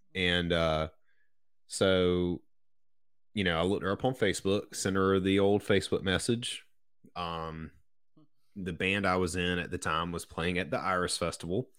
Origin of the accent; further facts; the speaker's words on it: Ashwood, South Carolina, United States; I grew up in Ashwood, South Carolina, which is about halfway between Sumter, where I currently live, and Bishopville